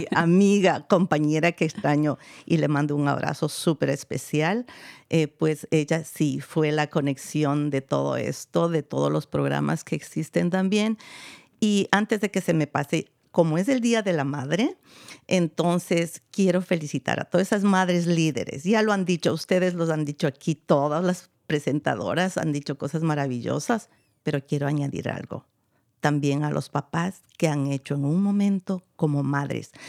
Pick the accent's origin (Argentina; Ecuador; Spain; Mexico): Ecuador; yo soy de Ecuador, creo que los que no me han escuchado antes